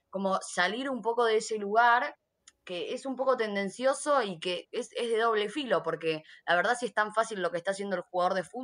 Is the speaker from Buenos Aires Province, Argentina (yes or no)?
yes; Haedo, Buenos Aires Province, Argentina; also born or lived in Ramos Mejía / Saavedra, Buenos Aires; Al lado de Morón, soy de Aedo. Sí, sí, soy de, zona oeste. En realidad, hace poco, antes de que empezara la pandemia, me había mudado al barrio de Juji